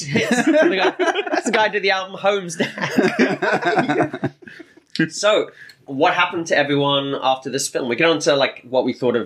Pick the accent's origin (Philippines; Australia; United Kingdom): United Kingdom; we're British